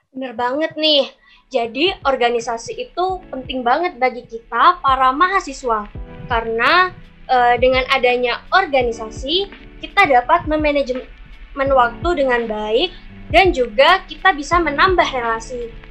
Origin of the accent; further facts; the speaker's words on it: Jember, East Java, Indonesia; Aku asli dari kota Jember